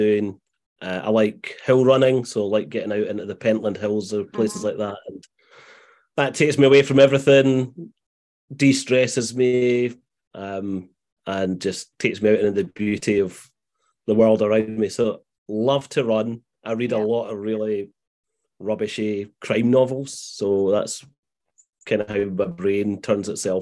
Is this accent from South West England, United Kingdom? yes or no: no; Glasgow, Scotland, United Kingdom; moved away as an adult; also born or lived in Morningside, Edinburgh; now in Edinburgh, United Kingdom; despite living in Morningside now, I grew up in Glasgow